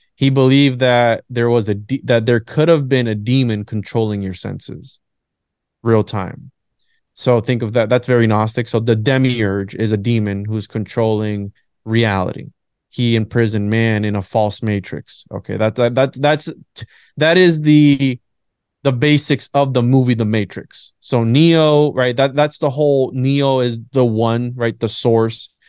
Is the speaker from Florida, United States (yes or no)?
yes; Florida, United States; also born or lived in Bayamón, Puerto Rico; I was there till about seven or eight years old, then I came over to Florida